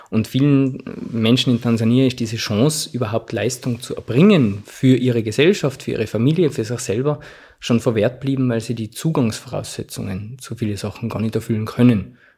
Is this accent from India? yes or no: no; Zams, Tyrol, Austria; in den 50er Jahren ist ein Arzt aus meinem Heimatort nach Ifakara gekommen